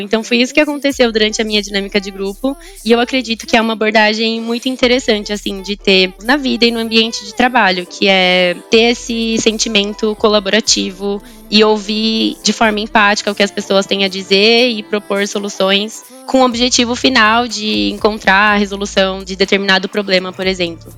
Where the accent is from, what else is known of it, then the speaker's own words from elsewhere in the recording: São Bernardo do Campo, São Paulo, Brazil; first language Portuguese; moved away as an adult; also born or lived in Japan; now in Sorocaba, Brazil; Eu nasci no Japão, mas eu sou brasileira. Em praticamente a minha vida inteira eu morei em São Paulo, mais especificamente em São Bernardo, que é a região do ABC paulista